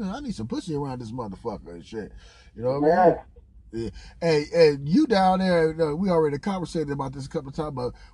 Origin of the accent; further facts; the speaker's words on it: Los Angeles, California, United States; I'm from Los Angeles